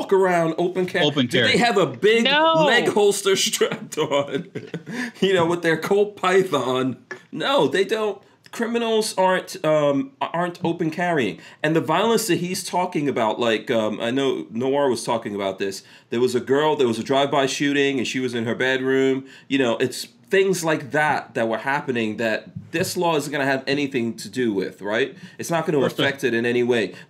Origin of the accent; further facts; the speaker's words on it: Nigeria; moved away; One of my friends I grew up with in Nigeria